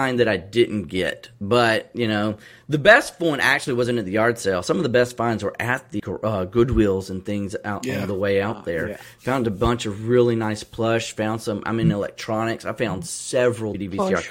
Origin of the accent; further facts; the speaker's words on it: Columbus, Georgia, United States; I'm from Columbus, Georgia